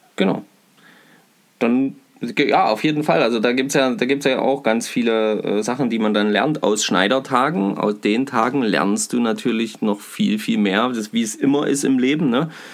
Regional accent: Bad Kösen, Saxony-Anhalt, Germany; Bei uns in Kösen

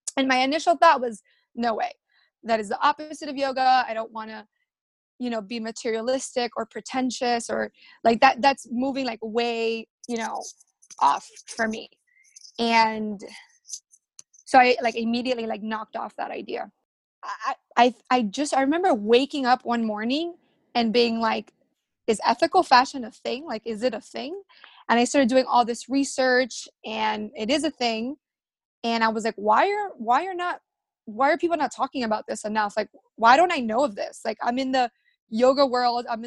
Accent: Miami, Florida, United States; I was born in Miami. My parents are Cuban and I grew up very social

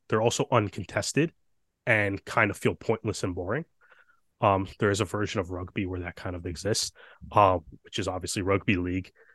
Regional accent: Toronto, Ontario, Canada; we're we're from Toronto

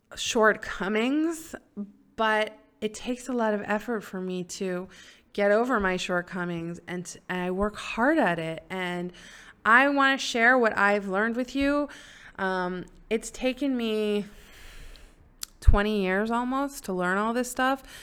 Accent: Silver Spring, Maryland, United States; also born or lived in New York; now in Israel; I grew up in Silver Spring, Maryland

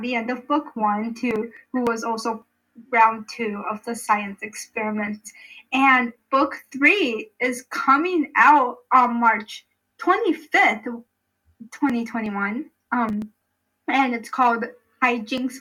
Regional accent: United States; I'm, like, this uncultured American

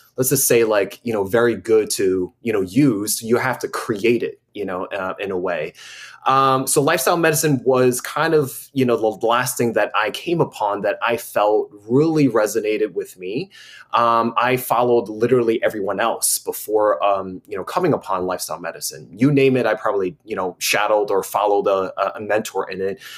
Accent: United States; growing up as an American

